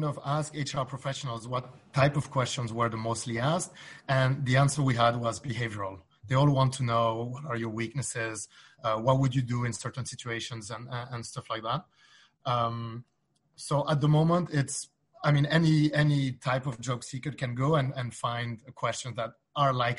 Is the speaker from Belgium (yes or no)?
yes; Belgium; I'm from Belgium, and in Belgium, we speak three different languages